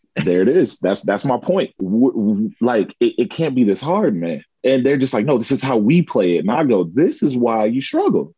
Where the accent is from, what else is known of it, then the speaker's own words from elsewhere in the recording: California, United States; now in Japan; growing up in California